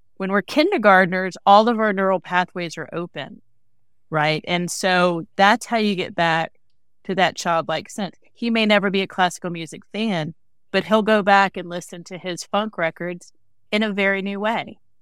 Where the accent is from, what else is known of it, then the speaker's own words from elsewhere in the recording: the South, United States; I'm from the South, right?